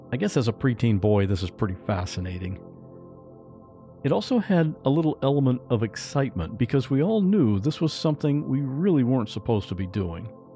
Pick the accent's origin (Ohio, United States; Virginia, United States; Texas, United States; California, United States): Ohio, United States; Westerville; I grew up in Ohio, in a little town called Westerville.